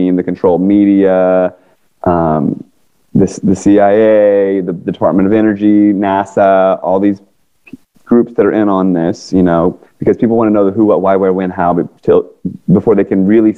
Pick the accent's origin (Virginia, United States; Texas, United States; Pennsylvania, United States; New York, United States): Virginia, United States; Northern; also born or lived in Washington, D.C. area; now in California, United States; I grew up in Northern Virginia